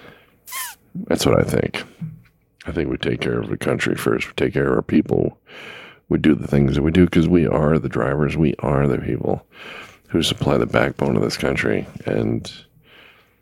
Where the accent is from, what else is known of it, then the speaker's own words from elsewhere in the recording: Los Angeles, California, United States; I grew up in Los Angeles